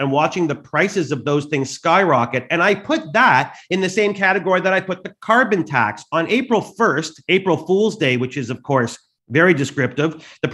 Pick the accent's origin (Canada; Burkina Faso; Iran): Canada; I'm Canadian